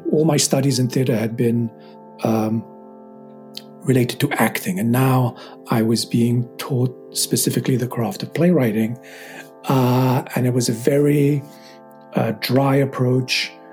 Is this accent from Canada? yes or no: no; London, United Kingdom; as a teenager growing up in England and just you know I, we lived in London